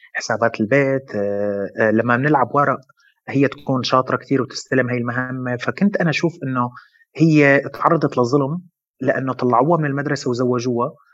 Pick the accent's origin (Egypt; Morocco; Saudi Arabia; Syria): Syria; now in Lebanon; أنا من سوريا ومقيم بلبنان من 8 سنين